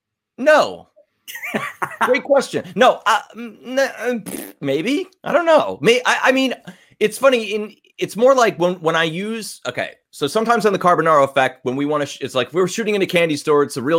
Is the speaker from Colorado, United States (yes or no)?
no; Long Island, New York, United States; accent: New York; like Chris Angel, from Long Island, magician, rock star. And I, as soon as I came to LA and with my little NYU accent, everybody wanted me to play like the New York Jersey Shore.